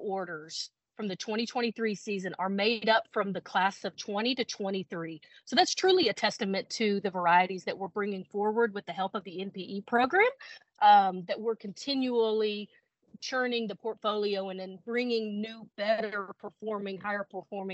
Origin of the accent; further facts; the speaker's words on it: Texas, United States; being born and raised in Texas